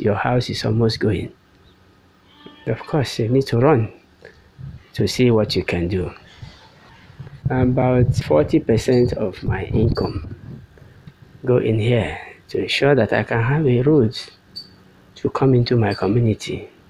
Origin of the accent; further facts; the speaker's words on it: Nigeria; moved away as an adult; now in Abuja, Nigeria; we, the Igbos, we believe that home is the ultimate.